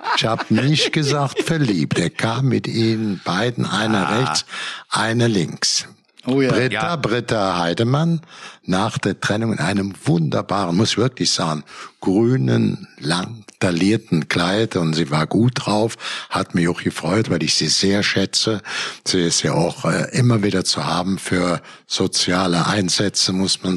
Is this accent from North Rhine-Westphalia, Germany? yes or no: yes; Cologne area, North Rhine-Westphalia, Germany; ich komme aus dem Köl vom Kölner Land, äh, zehn Kilometer vom Kölner Dom.